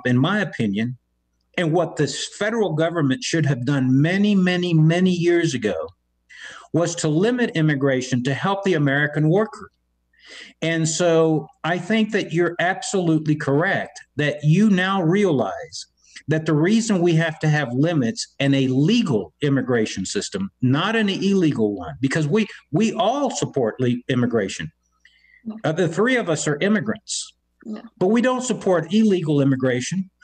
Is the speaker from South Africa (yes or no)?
no; Havana, Cuba; now in Texas, United States; I came from a country that did that to us. I was born in Havana, Cuba